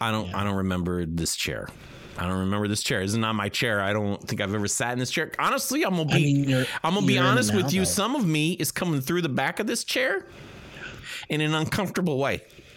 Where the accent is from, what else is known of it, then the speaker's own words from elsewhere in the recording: Boca Raton, Florida, United States; I'm from Boca. Yeah, I'm from Boca.